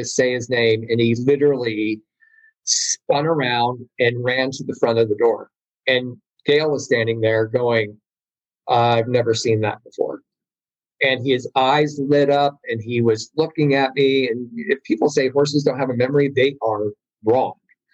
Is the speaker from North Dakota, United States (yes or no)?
yes; Grand Forks, North Dakota, United States; I was born in Grand Forks, North Dakota